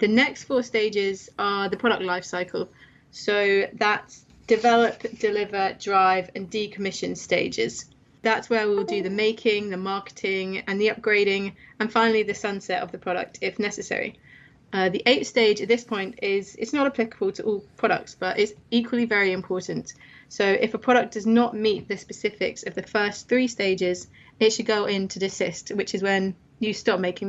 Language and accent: English; London, United Kingdom; also born or lived in Manchester; I'm from London.